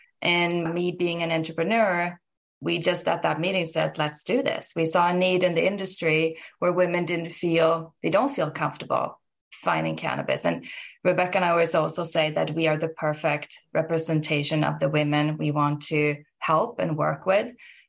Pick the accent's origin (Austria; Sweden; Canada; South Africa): Sweden; moved away as an adult; now in Massachusetts, United States; And like you said, international. I'm from Sweden, been in the US for about 25 years right now